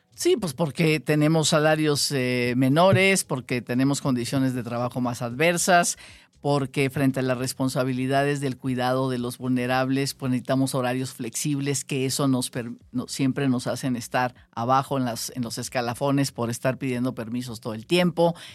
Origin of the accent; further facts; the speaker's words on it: Ciudad Obregón, Sonora, Mexico; now in Mexico City, Mexico; Yo soy sonorense, sonorense de Ciudad Obregón